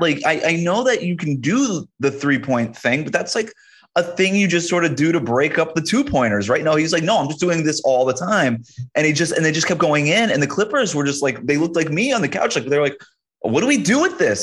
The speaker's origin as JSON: {"language": "English", "region": "East Coast", "country": "United States", "tie": "born or raised there", "also_born_or_lived": "Florida", "moved": "yes", "said": "growing up on the East Coast"}